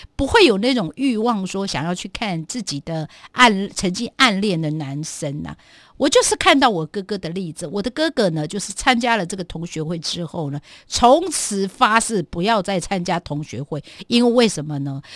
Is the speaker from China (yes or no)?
no; Guangfu, Hualien County, Taiwan; 我部落，应该是说我的故乡，在小学，当时就只有我们家隔壁的那个学校，就整个光复乡啊